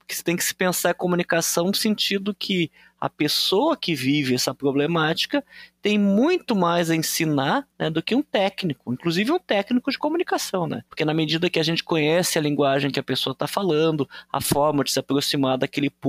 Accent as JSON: {"language": "Portuguese", "region": "Rio Grande do Sul", "country": "Brazil", "said": "Então, eu sou do Rio Grande do Sul, né?"}